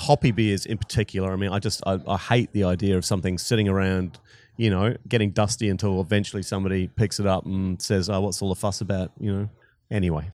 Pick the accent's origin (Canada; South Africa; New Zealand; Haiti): New Zealand; moved away as an adult; also born or lived in Scotland / Wellington, New Zealand / Christchurch, New Zealand / Australia; I was born in Scotland, but, um, grew up in New Zealand